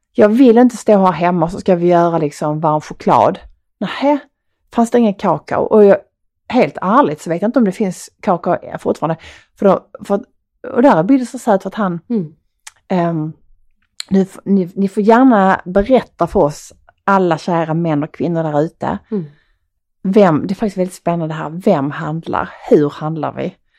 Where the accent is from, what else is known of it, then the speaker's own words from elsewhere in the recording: Skåne, Sweden; accent: Skånska; min skånska